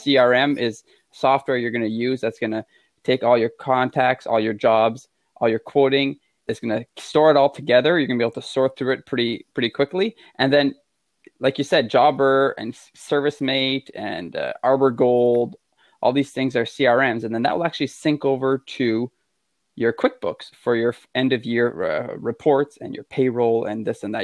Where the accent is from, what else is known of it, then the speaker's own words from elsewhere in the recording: Quebec, Canada; I'm from Quebec and we're pretty stubborn out here, as French Canadians